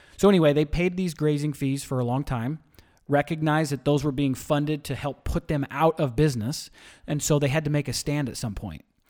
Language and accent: English; St. George, Utah, United States; moved away; Originally, I'm from a small town, Saint George, Utah. was small when I grew up